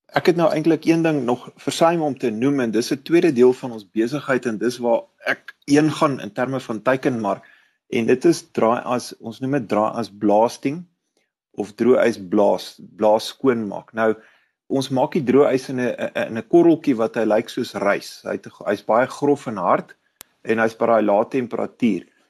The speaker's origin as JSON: {"language": "Afrikaans", "town": "Kempton Park", "region": "Gauteng", "country": "South Africa", "tie": "born or raised there", "moved": "as an adult", "lives_now": "Pretoria, South Africa", "said": "Ek het grootgeword in Kenton Park"}